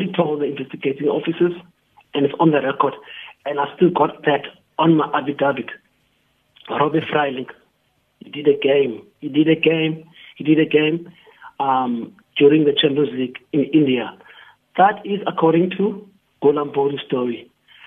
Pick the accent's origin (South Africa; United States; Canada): South Africa; Cape Town, Western Cape; I'm from Langa.